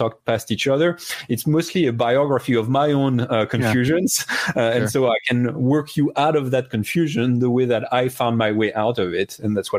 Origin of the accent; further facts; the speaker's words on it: France; moved away; I was initially in the Catholic Church in France, and then became an atheist for many years. And then I had a pretty radical conversion experience when I was a young adult. I did come to become a Protestant Christian at that time.